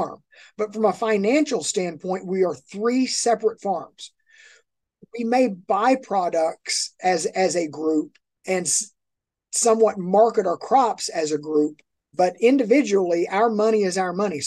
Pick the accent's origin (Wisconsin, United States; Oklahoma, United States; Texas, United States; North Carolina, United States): Oklahoma, United States; Miami; We're at a junior college here in my hometown